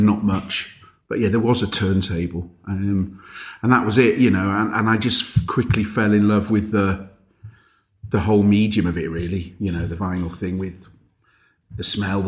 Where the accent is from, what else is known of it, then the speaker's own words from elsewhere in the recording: North Wales, United Kingdom; accent: Scouse; I grew up in North Wales